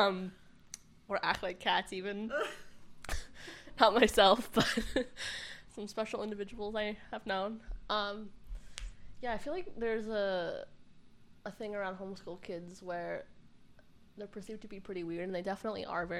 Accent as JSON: {"language": "English", "region": "Arizona", "country": "United States", "tie": "born or raised there", "moved": "yes", "lives_now": "Kentucky, United States", "said": "I grew up in Arizona, and I think I'm going to head back there in a few months"}